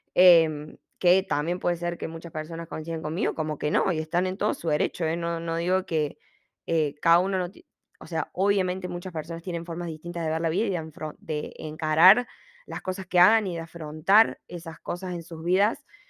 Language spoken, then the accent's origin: Spanish; Argentina; moved away as an adult; now in Australia